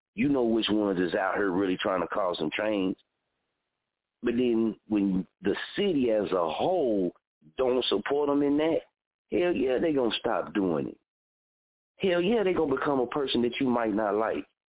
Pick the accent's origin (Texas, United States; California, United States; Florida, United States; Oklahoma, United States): Oklahoma, United States; Muskogee; my hometown since I lived here, born and raised here